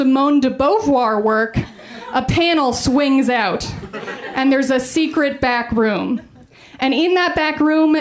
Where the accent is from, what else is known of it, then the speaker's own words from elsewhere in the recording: Colorado Springs, Colorado, United States; I'm from Colorado. I grew up in Colorado Springs.